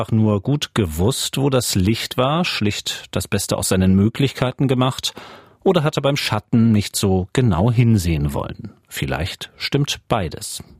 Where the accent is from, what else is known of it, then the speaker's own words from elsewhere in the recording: Leipzig, Saxony, Germany; also als Leipziger weiß man, wovon man spricht